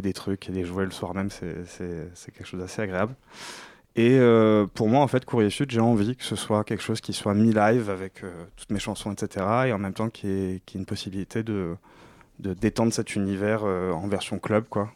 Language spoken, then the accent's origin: French; Morocco; je suis du Maroc